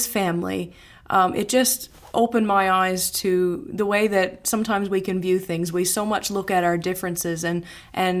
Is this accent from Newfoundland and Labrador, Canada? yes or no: yes; Newfoundland and Labrador, Canada; moved away as an adult; now in Sanford, United States; Growing up in Newfoundland, in Canada, it's a very inclusive culture.